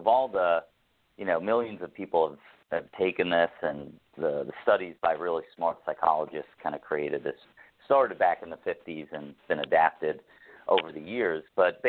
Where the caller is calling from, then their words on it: Toronto, Ontario, Canada; I'm calling in from Toronto, Canada.